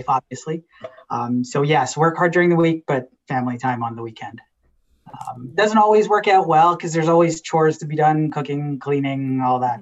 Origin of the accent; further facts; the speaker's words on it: Mississauga, Ontario, Canada; also born or lived in Guyana / Trinidad and Tobago; now in Waterloo, Canada; I grew up in Mississauga and came to the University of Waterloo for school and then just sort of never left